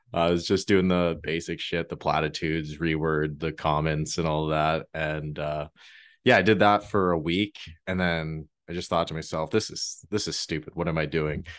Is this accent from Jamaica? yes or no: no; Canada; being Canadian